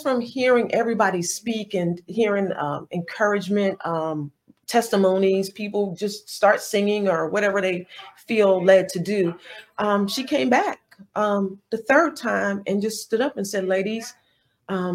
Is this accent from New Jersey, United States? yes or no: yes; New Jersey, United States; moved away as an adult; now in Atlanta, United States; I'm from New Jersey.